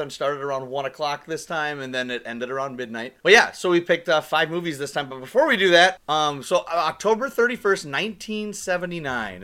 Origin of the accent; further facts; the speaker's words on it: Minnesota, United States; that's where I'm from, Minnesota